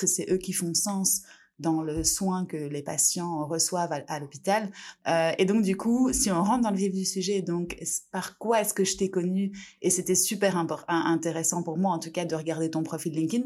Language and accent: French; France; je suis française